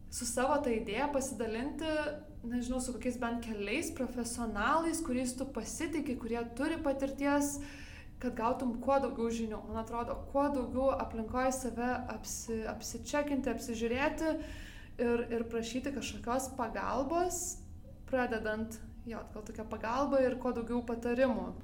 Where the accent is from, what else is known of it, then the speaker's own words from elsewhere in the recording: Lithuania; now in Denmark; aš esu lietuvė